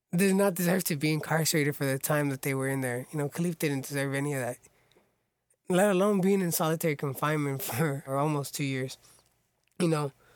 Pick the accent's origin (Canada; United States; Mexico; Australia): United States; Orange County, California; born and raised in Orange County.